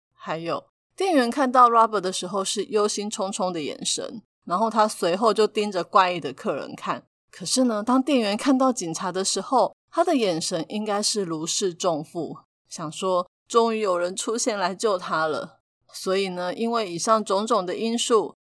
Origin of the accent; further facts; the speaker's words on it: Taiwan; 还好我们是身在台湾